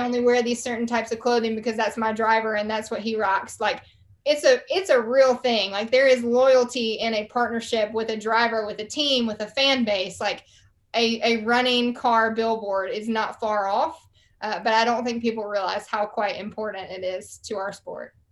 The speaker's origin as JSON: {"language": "English", "town": "Charlotte", "region": "North Carolina", "country": "United States", "tie": "born or raised there", "accent": "Southern", "said": "I grew up right outside of Charlotte"}